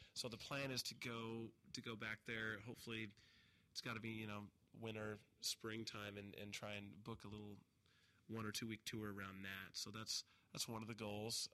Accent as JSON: {"language": "English", "region": "Montana", "country": "United States", "moved": "as an adult", "lives_now": "Los Angeles, United States", "said": "I'm from Montana, so I'm from a very small community"}